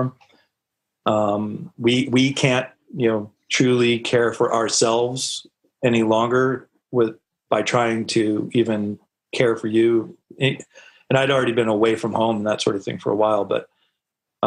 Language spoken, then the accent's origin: English; Norwalk, Connecticut, United States; I'm originally born and raised in Norwalk. Well, raised in Norwalk, Connecticut, down on the coast